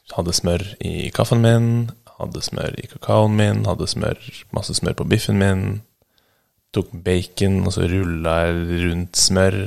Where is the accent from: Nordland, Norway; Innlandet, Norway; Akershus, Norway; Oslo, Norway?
Akershus, Norway; Bærum; Jeg vokste opp i Bærum